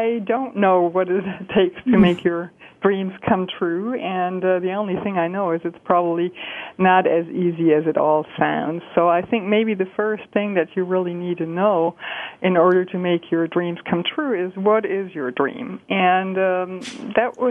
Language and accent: English; Germany; moved away as an adult; I'm from Germany. I was born and raised in Germany